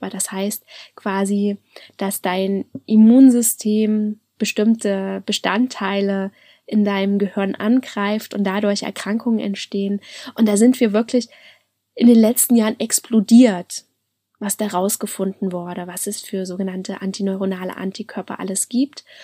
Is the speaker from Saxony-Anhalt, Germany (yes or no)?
yes; Halle, Saxony-Anhalt, Germany; Also ich komme ja aus Halle an der Saale und das war dann in Leipzig.